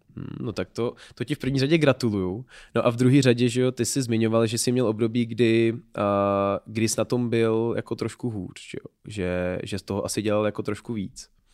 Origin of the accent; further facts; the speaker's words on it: Pardubice, Pardubice Region, Czechia; moved away as an adult; also born or lived in Berlin, Germany; now in Prague, Czech Republic; já jsem původem z Pardubic